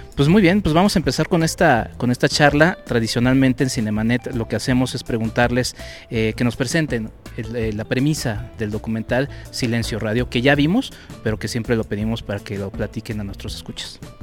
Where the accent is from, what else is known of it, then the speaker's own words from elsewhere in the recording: Mexico; como mexicanos